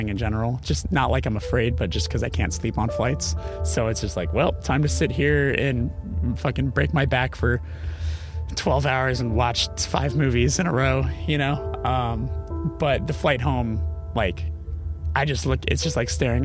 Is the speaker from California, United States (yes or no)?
yes; Los Angeles, California, United States; we're from Los Angeles